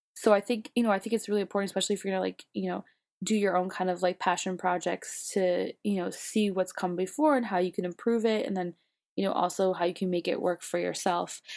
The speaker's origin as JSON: {"language": "English", "town": "Buffalo", "region": "New York", "country": "United States", "moved": "yes", "lives_now": "New York, United States", "said": "I'm from Buffalo, so I'm used to like cold, but then I've also haven't lived in Buffalo for long enough now"}